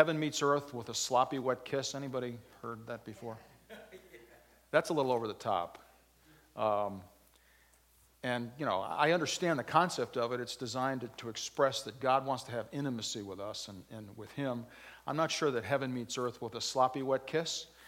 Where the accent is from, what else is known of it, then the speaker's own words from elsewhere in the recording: Waterbury, Connecticut, United States; I'm from Waterbury